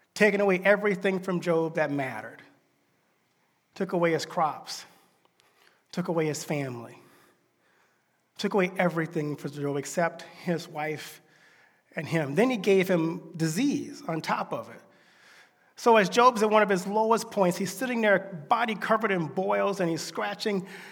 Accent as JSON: {"language": "English", "region": "Deep South", "country": "United States", "tie": "born or raised there", "said": "I grew up in the Deep South."}